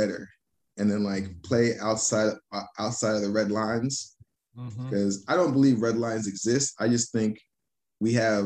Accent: Miami, Florida, United States; moved away as an adult; also born or lived in Los Angeles / Arizona; Now I'm back to Miami

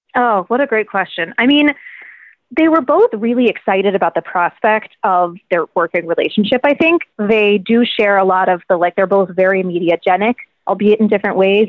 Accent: Virginia, United States; I'm from Virginia

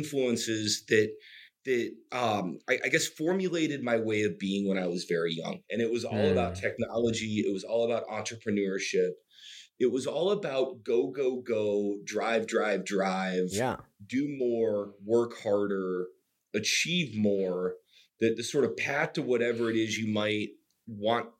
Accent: North Carolina, United States; I grew up in North Carolina, which is in the southeast of the United States

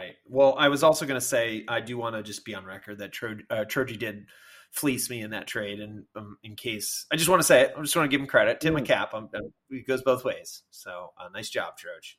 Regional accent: Virginia, United States; I am from Virginia.

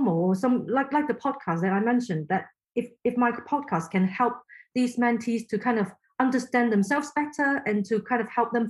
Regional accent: Hong Kong; first language Cantonese; English is a second language; moved away; I'm from Hong Kong originally, so Chinese is my first language

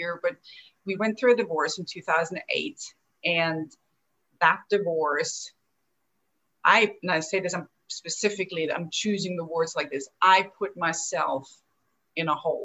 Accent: Austria; moved away as an adult; also born or lived in Chicago, United States; now in Atlanta, United States; Where I'm from is from the little country, Austria, in the heart of Europe

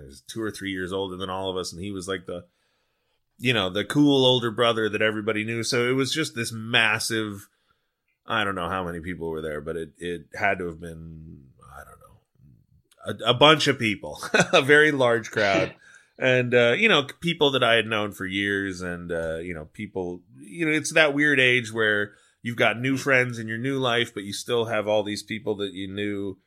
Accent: Long Beach, California, United States; also born or lived in San Fernando Valley, Los Angeles; I grew up in Long Beach, but I had moved

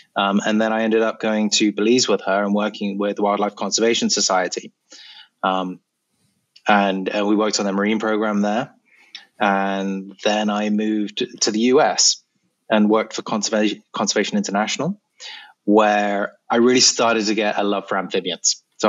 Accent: Malawi; also born or lived in Kenya; And I spent about 10 years between the ages of 10 and 20 growing up in Malawi and Kenya.

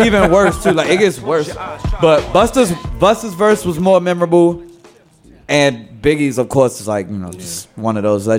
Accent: Washington, District of Columbia, United States; We're local artists from Uptown, D.C.

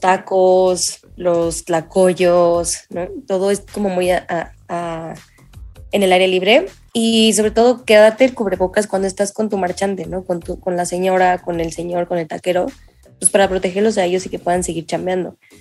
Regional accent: Mexico City, Mexico; como chilango

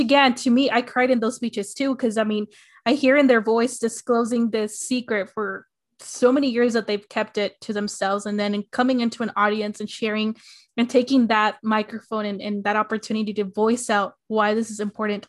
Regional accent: Arizona, United States; my hometown in Arizona

